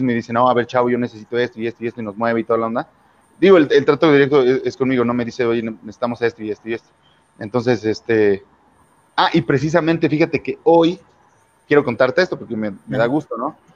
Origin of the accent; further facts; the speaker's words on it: Puebla, Mexico; now in León, Mexico; Cuando yo llegué de Puebla, y bueno, eh